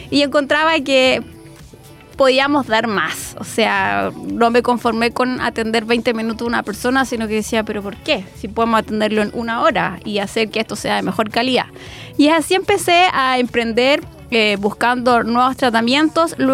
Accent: Chile; Y un poco cruzar como somos acá los latinos, como eh, cómo somos en Chile

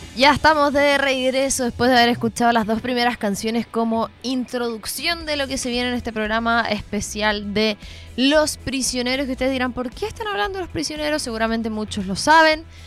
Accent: Chile; yo soy de Chile

